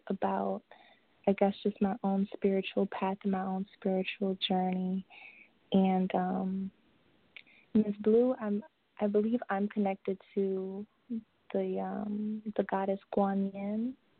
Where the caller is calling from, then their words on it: Maryland, United States; I'm calling from Maryland.